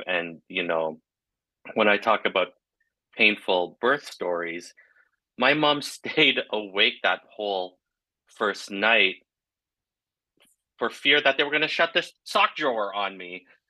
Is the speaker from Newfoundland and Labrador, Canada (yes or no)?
yes; Flowers Cove, Newfoundland and Labrador, Canada; born there; I was born in Flowers Cove, Newfoundland